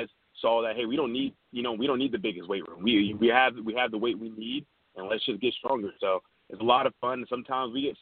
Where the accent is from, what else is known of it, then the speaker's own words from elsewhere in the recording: Charlotte, North Carolina, United States; now in Charleston, United States; born and raised in Charlotte there. Charlotte, North Carolina.